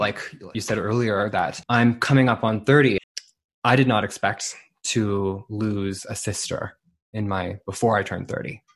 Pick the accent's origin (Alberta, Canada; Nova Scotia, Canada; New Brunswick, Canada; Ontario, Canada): New Brunswick, Canada; Saint John; my hometown of Saint John, New Brunswick